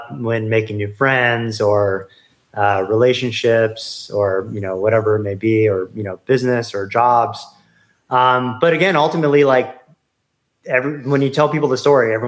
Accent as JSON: {"language": "English", "town": "Las Vegas", "region": "Nevada", "country": "United States", "tie": "born or raised there", "also_born_or_lived": "Florida", "said": "when I was younger, around 10, we moved to Las Vegas from Florida"}